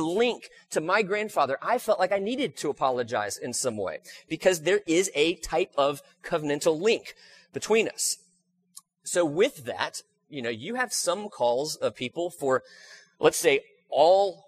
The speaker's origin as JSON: {"language": "English", "country": "United States", "said": "I am an American. And if you've never heard me say this before, I love being an American"}